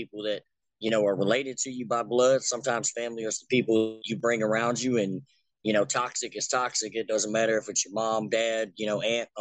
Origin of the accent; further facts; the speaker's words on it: Kentucky, United States; not so much the hometown, just the state of Kentucky